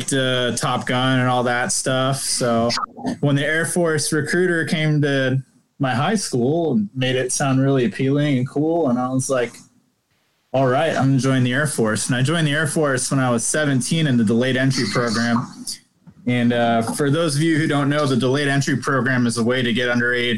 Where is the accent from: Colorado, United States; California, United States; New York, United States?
California, United States; Northern; I'm from Northern California